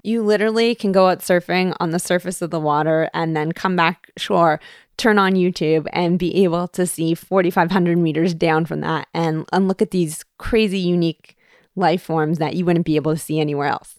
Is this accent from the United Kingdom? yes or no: no; Toronto, Ontario, Canada; moved away as an adult; now in Hawaii, United States; growing up in Toronto.